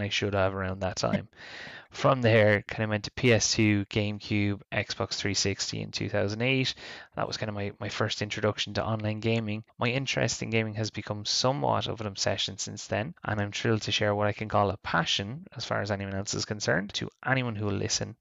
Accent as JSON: {"language": "English", "country": "Ireland", "said": "I'm Irish in Ireland."}